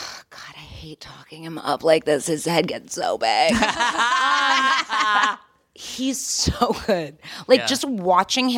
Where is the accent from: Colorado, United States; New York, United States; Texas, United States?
New York, United States; I'm from New York